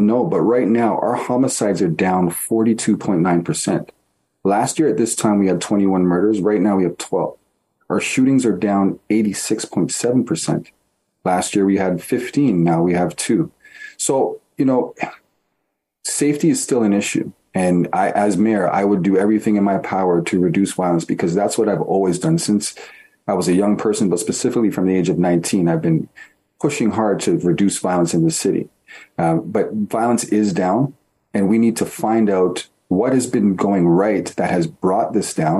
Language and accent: English; Toronto, Ontario, Canada; I was born and raised in Toronto